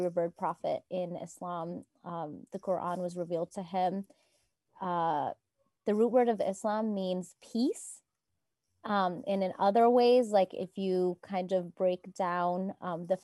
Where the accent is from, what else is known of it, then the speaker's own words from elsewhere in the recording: Marin, California, United States; I grew up here in Marin.